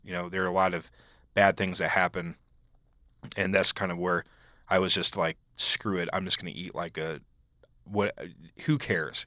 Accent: Iowa, United States; I was from Iowa

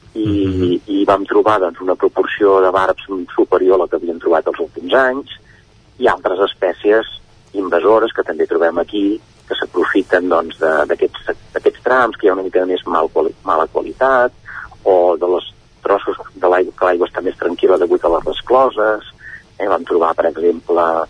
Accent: Manlleu, Catalonia, Spain; jo que tinc 54 anys jo no havia pescat de petit aquí a Manlleu

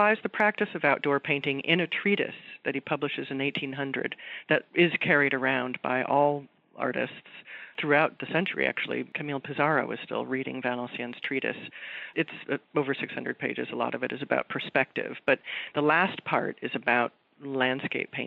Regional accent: Los Angeles, California, United States; I'm from Southern California, and I've heard many artists coming from the Northeast to Los Angeles, where I grew up

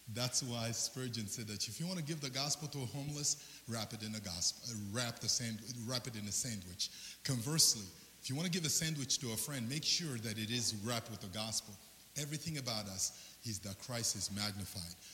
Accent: Central African Republic; moved away; I'm originally from the Central African Republic

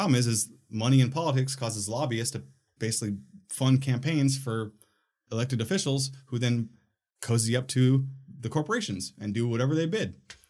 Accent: Minnesota, United States; when I was a kid, I'm from Minnesota, right?

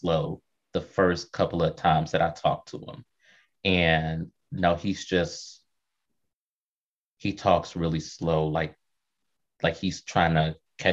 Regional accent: Kentucky, United States; I was growing up in Kentucky

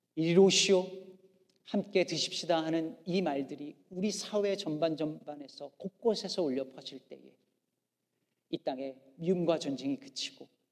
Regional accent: South Korea; also born or lived in Chicago area, United States; now in Chicago, United States; 우리 민족은

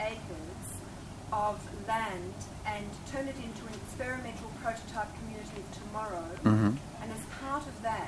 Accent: Norfolk Island; I'm from Norfolk Island

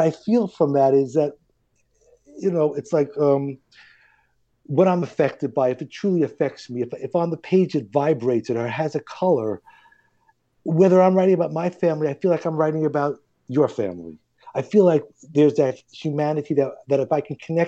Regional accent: New York City, New York, United States; we're from Queens. I married a girl from Queens

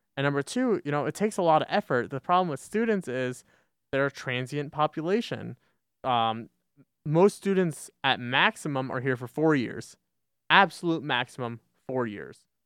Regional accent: Westchester County, New York, United States; moved away as an adult; now in Binghamton, United States; Westchester, New York, you know, Westchester County or suburbs of New York City

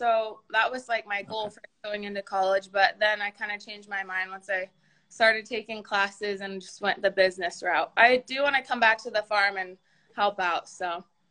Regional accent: Jerome, Idaho, United States; I am actually back home, so I'm in Jerome, Idaho.

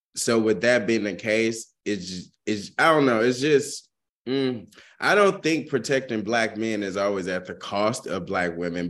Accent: the South, United States; a person growing up in the South

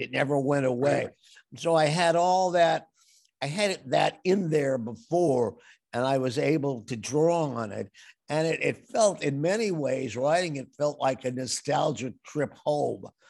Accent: Evanston, Illinois, United States; My father was a dyed-in-the-wool Democrat, and we lived in very Republican territory

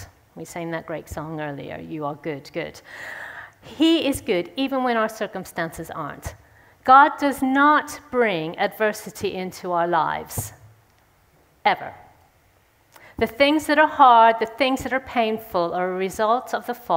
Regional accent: St. Louis, Missouri, United States; moved away; I'm from St. Louis in the States. I grew up there.

